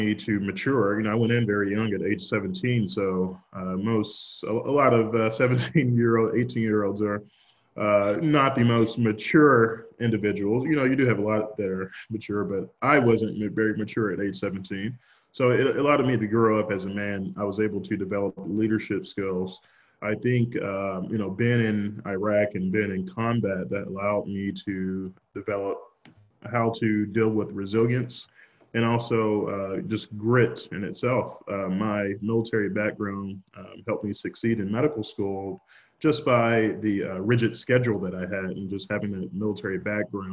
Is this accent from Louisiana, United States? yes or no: yes; Shreveport, Louisiana, United States; now in Texas, United States; I grew up in Shreveport, Louisiana. I went to middle school, high school there